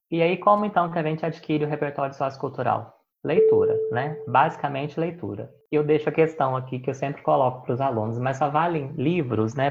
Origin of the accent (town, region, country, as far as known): Caxambu, Minas Gerais, Brazil; born or raised there; moved away as an adult; also born or lived in Belo Horizonte